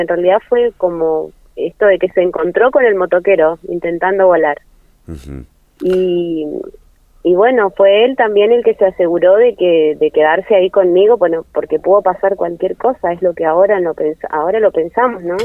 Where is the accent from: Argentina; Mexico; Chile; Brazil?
Argentina; Corrientes; accent: tonada correntina; soy de corriente